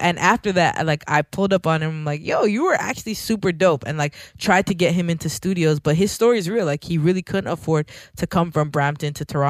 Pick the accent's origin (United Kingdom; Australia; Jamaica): Jamaica; being Jamaican, like hip-hop, even to this day in Jamaica, is not a popular music